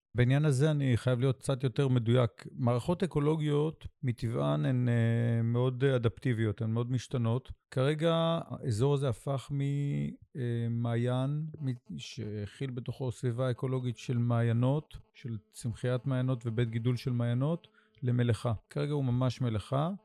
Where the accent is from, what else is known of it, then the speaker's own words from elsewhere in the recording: Sde Boker, Southern District, Israel; moved away as an adult; now in Idan, Israel; הנוף הזה שבו אני גדלתי, כי אני בן שדה בוקר, גם גדלתי במדרשת שדה בוקר, ומרבית חיי הבוגרים אני גר פה במושב עידן